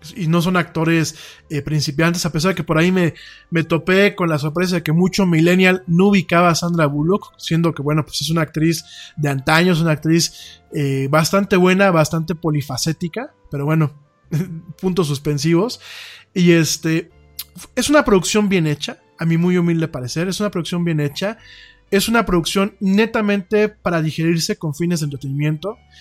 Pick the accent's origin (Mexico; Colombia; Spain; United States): Mexico; lo que somos los mexicanos en el día a día